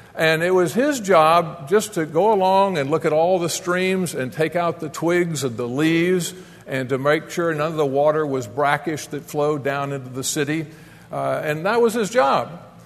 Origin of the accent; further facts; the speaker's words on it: Coral Gables, Florida, United States; moved away as an adult; also born or lived in Atlanta; Florida is our home, born and raised in Coral Gables